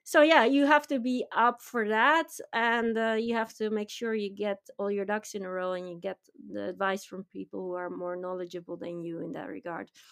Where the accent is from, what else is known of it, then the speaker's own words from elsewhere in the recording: Netherlands; moved away as an adult; now in Tokyo, Japan; we tend to be more risk takers, you know, the V O C mentality